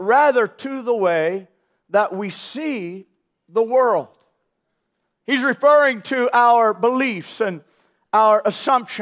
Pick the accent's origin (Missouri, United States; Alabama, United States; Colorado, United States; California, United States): Missouri, United States; St. Louis; I grew up in St. Louis, Missouri